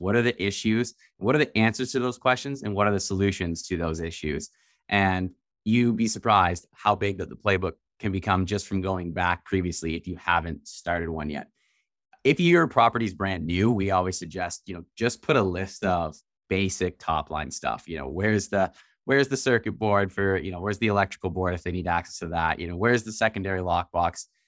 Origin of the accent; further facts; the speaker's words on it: Canada; We're from Canada